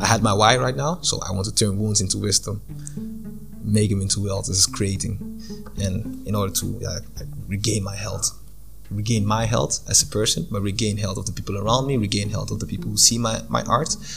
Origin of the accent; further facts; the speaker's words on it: Ghana; moved away as an adult; also born or lived in Japan / Zambia; I'm from Ghana, and I moved to Zambia